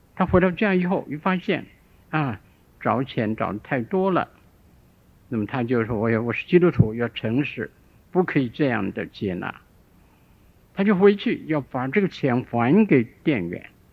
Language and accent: Chinese; Shandong, China; 我小的时候住在山东一个地方，我五岁的时候